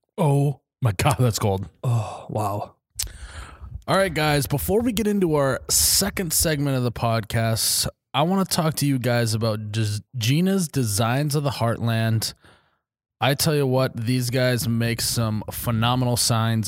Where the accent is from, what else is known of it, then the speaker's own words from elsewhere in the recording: Midwest, United States; we're all just from the Midwest.